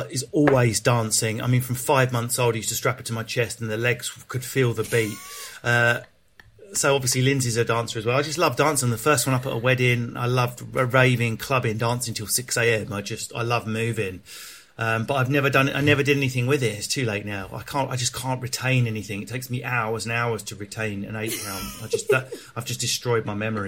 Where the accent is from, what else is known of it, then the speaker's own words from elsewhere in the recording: Enfield, London, United Kingdom; also born or lived in Southend / Leigh-on-Sea; I spent a lot of my childhood in Enfield.